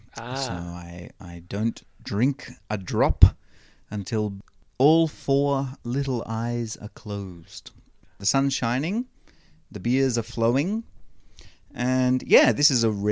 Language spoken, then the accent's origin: English; Victoria, Australia